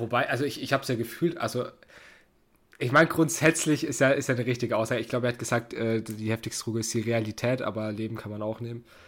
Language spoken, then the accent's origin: German; Germany; wir Deutschen